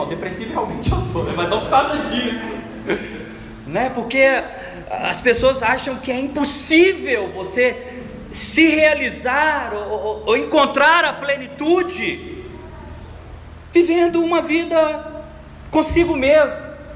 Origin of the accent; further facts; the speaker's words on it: Brazil; nós enquanto brasileiros